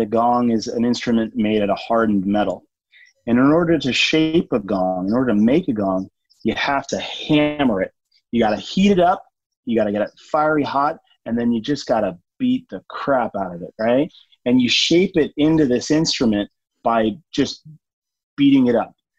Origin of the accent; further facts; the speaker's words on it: Oxnard, California, United States; also born or lived in Grass Valley, California; myself growing up in Oxnard, very different, beach town, uh, you know, Southern California